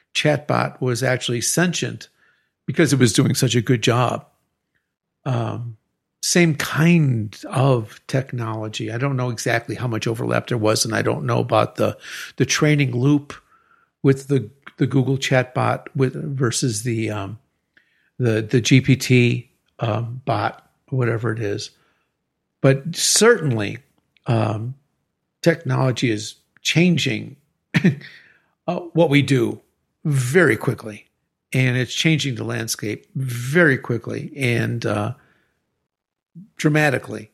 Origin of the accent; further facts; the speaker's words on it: Chicago, Illinois, United States; now in Querétaro, Mexico; I'm from Chicago